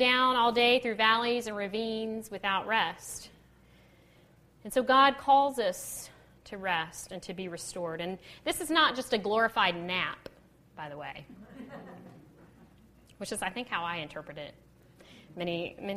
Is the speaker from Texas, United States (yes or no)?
yes; Texas, United States; I'm from Texas